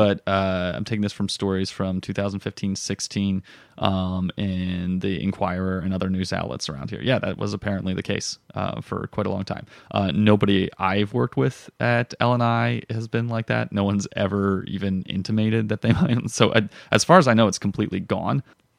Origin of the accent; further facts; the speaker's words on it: Florida, United States; also born or lived in Chicago / Colorado; now in Philadelphia, United States; South Florida.